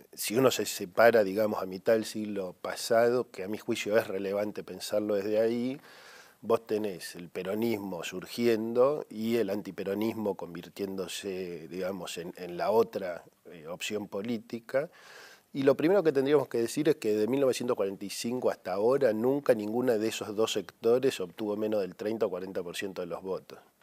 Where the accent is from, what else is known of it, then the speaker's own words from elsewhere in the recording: Argentina; como los argentinos ya lo vivimos